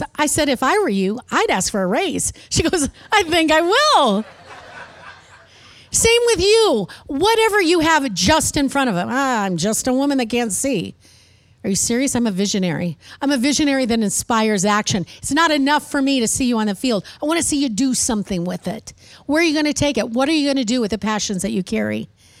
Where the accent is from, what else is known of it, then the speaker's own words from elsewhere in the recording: Midwest, United States; now in Texas, United States; when I first moved to Texas, it was such a culture shock. And maybe you can't understand this, but I was raised in the Midwest where I learned how to talk normal. Then I moved to Texas.